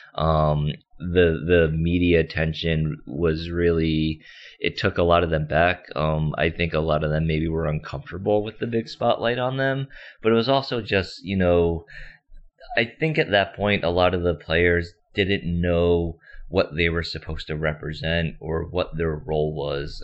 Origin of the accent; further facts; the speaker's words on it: United States; also born or lived in South Korea; I was born in South Korea and then adopted when I was about three months old. So, uh, majority of my life, I grew up in the States in the New York, New Jersey area